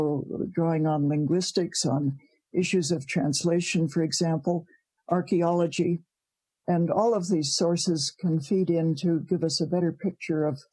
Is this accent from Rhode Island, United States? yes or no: yes; Providence, Rhode Island, United States; moved away as an adult; now in Canada; I was born in Providence, Rhode Island